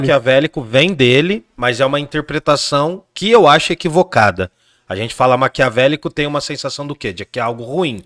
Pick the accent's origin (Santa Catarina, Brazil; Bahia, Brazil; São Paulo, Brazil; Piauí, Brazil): São Paulo, Brazil; Jundiaí; nasci em Jundiaí